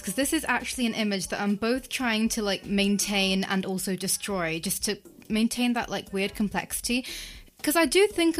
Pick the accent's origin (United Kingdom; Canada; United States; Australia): United Kingdom; England; born or raised there